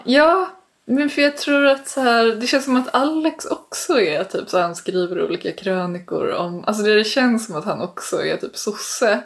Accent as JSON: {"language": "Swedish", "town": "Danderyd", "region": "Stockholm County", "country": "Sweden", "tie": "born or raised there", "said": "jag är uppvuxen i Danderyd"}